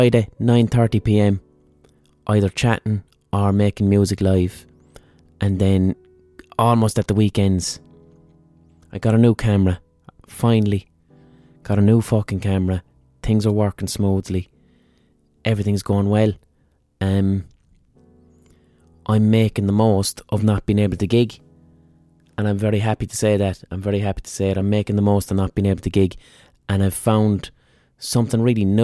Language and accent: English; Ireland; Irish people, in terms of diasporas, all right, we've been emigrating from Ireland for centuries